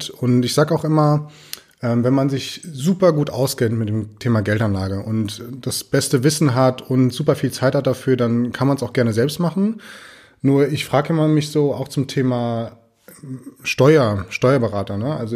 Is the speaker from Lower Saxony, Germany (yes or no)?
no; Friedberg, Hesse, Germany; und bin tatsächlich ja hier in äh, in Deutschland groß geworden, in Friedberg. Die Idylle Hessens.